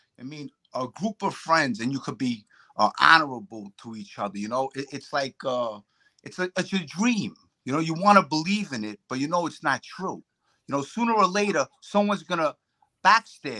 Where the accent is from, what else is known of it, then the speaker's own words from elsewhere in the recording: New York City, New York, United States; I came from Bensonhurst